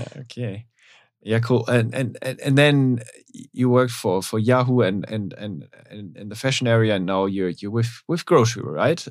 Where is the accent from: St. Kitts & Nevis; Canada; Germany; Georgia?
Germany; we're both from Germany